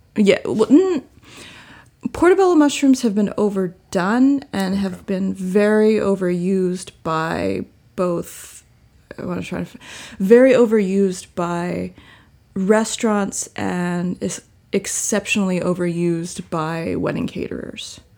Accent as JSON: {"language": "English", "region": "Virginia", "country": "United States", "said": "I am from Virginia, and that is a very large"}